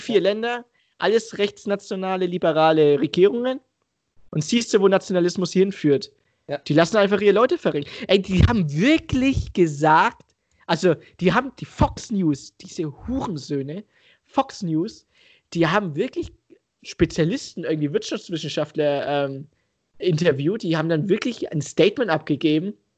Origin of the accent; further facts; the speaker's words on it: Germany; ein Deutscher mit Migrationshintergrund